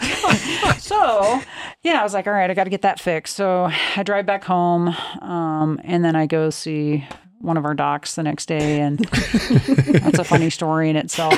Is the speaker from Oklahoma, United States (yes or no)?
yes; Oklahoma, United States; I grew up in Oklahoma